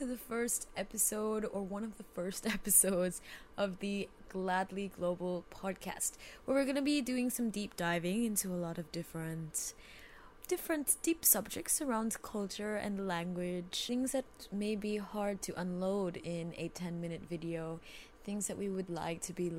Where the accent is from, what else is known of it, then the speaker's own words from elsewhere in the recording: Jamaica; I mean, I'm from Jamaica, so it's not like I'm the traditional white Christmas.